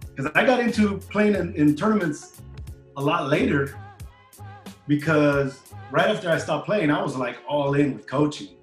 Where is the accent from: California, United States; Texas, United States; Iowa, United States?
California, United States; Bell Gardens; also born or lived in Charter Oak, California; I grew up in the city of Bell Gardens, uh, which they're neighboring uh, little towns in Southeast